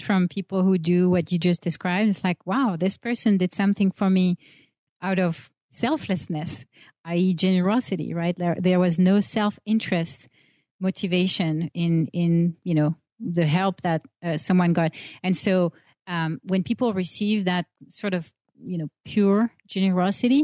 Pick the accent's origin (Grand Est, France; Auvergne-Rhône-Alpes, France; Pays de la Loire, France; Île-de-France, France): Île-de-France, France; Paris; moved away as an adult; coming from Paris, where I grew up in France, landing in San Francisco